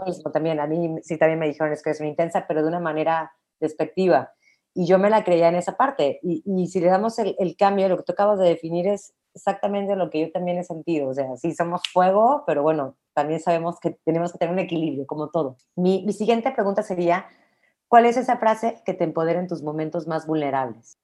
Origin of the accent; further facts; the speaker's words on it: Mexico; como mexicana, como mujer